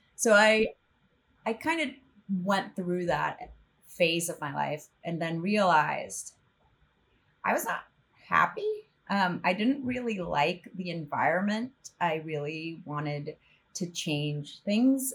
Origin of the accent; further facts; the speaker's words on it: El Salvador; moved away as an adult; also born or lived in northern Mexico / New York; I'm from El Salvador, so grew up there